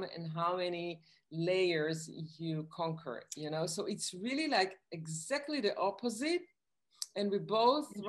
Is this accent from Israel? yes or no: yes; Israel; now in New York, United States; I grew up in Israel and I moved to New York